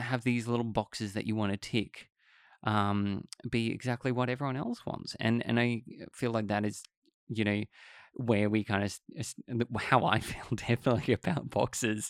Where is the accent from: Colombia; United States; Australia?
Australia; it's the same in Australia because, you know, English is our, l, our language